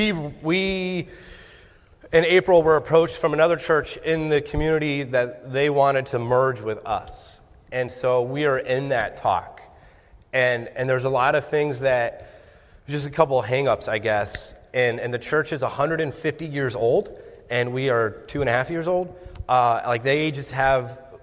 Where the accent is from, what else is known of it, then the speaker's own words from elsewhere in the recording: Sarasota, Florida, United States; moved away as an adult; also born or lived in Colorado / New Jersey; Florida, that's where I'm from.